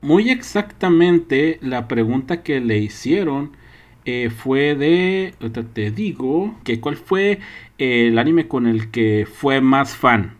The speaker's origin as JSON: {"language": "Spanish", "country": "Mexico", "said": "somos mexicanos"}